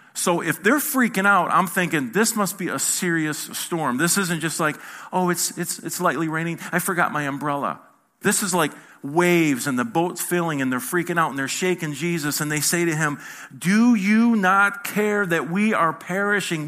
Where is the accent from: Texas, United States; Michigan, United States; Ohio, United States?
Michigan, United States; I'm not from here, as you can see. I'm from Michigan.